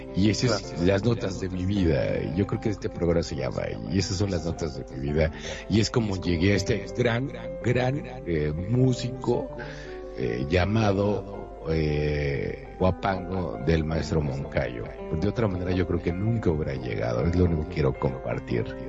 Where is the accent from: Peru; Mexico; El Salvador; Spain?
Mexico; extrañaba mi tierra, mi país, México, y que soy muy orgulloso de ser mexicano